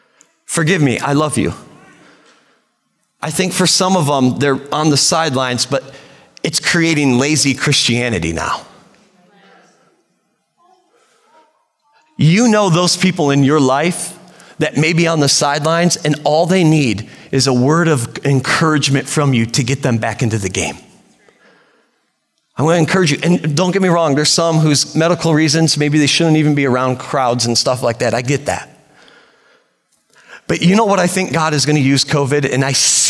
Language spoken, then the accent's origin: English; Sturgis, United States; moved away as an adult; I did not want to come back to Sturgis, where my hometown